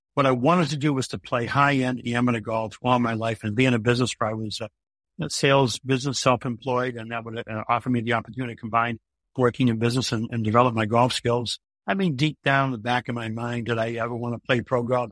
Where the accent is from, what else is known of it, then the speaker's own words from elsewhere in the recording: Millis, Massachusetts, United States; also born or lived in Gardner Street, Boston (Allston), Massachusetts; I grew up on Gardner Street, a three-decker on Gardner Street. There's no golf on Gardner Street. But when I was, when I was nine years old, my, my parents moved to Millis